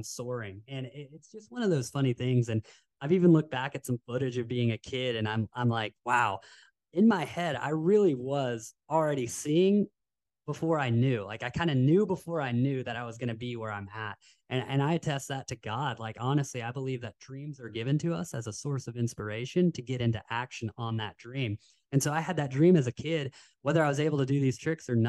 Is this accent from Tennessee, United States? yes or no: yes; Knoxville, Tennessee, United States; now in Carlsbad, United States; we grew up in Knoxville, Tennessee, and action sports isn't as prevalent as it is here in Carlsbad